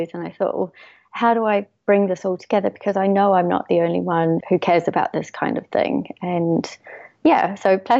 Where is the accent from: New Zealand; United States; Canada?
New Zealand; Eastbourne, Wellington; moved away as an adult; also born or lived in Castle Point, Wairarapa; now in London, United Kingdom; I'm originally from New Zealand, and I came over here to do my master's